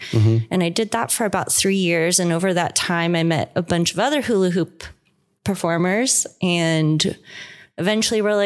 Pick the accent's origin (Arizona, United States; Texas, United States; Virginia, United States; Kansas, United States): Arizona, United States; Tucson; moved away as an adult; also born or lived in Los Angeles; I'm from here. I'm born and raised in Tucson